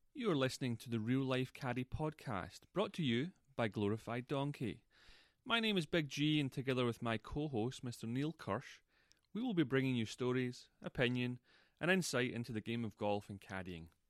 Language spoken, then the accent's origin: English; Scotland, United Kingdom; moved away; I'm from Scotland